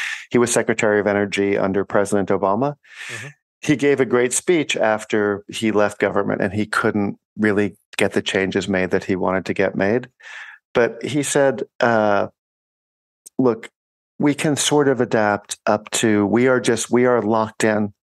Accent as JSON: {"language": "English", "town": "New York City", "region": "New York", "country": "United States", "said": "I'm from New York City"}